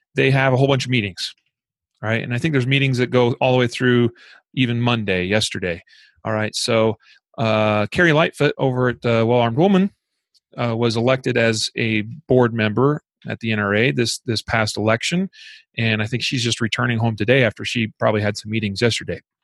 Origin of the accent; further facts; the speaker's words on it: Idaho, United States; my home state of Idaho